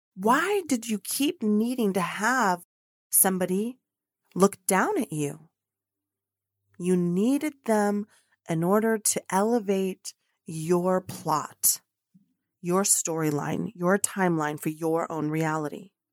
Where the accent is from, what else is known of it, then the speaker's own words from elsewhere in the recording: United States; also born or lived in Colombia; now in Dallas, Texas, United States; I'm an American living in Dallas, Texas, but international because I'm medio Colombiana, y medio Americana, half American, half Colombian